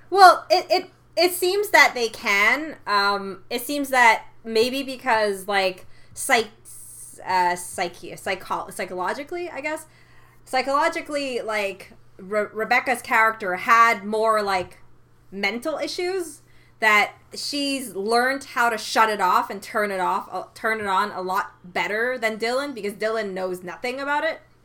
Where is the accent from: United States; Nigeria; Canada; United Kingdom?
Canada; I am Canadian